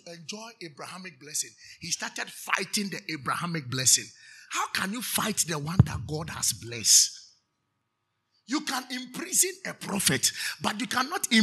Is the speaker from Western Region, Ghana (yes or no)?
yes; Nzema, Western Region, Ghana; I'm from Nzema